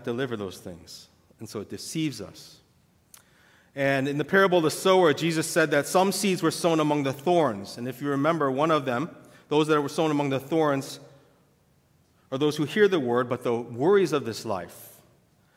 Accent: St. Louis, Missouri, United States; My dad and my parents immigrated here just before I was born from Korea.

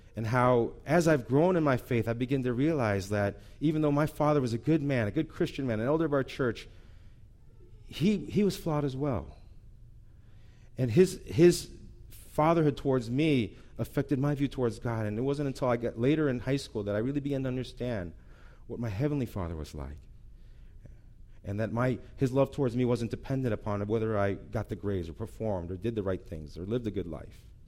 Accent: St. Louis, Missouri, United States; moved away; I grew up in Saint Louis

